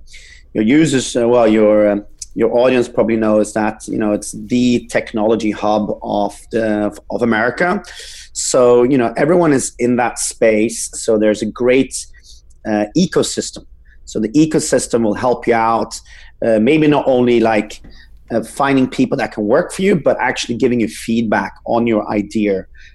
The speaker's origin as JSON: {"language": "English", "country": "Norway", "also_born_or_lived": "Sweden", "second_language": "English", "moved": "yes", "lives_now": "United States", "said": "Yeah, so I'm originally from Norway, but I grew up all over Europe and I was became a medical doctor in Sweden, and I got a scholarship to UC Berkeley School of Public Health. So I moved over there in 2013"}